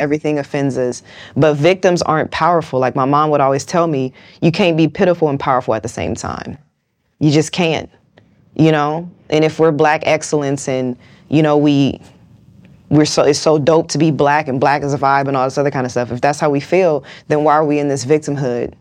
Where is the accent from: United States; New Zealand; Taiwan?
United States; West Coast; I'm from the West Coast.